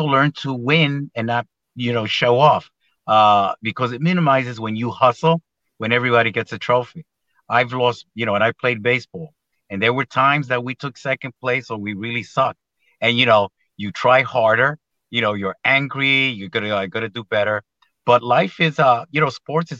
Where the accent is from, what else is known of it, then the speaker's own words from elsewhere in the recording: New York, United States; moved away as an adult; also born or lived in Philadelphia; When I was a young DA, I was from New York